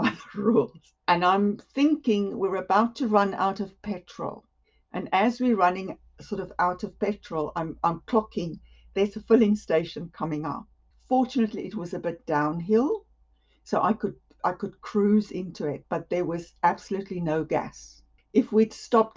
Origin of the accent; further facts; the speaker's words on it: Western Cape, South Africa; moved away as an adult; also born or lived in Johannesburg, South Africa; now in Buckingham, United Kingdom; I grew up in the Cape area, in the Western Cape areas